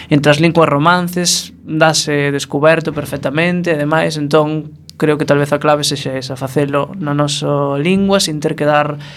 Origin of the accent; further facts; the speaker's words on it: Viveiro, Galicia, Spain; also born or lived in Ourol; now in A Coruña, Spain; nací no Concello de Ourol, mas vin en Viveiro, así, adolescencia.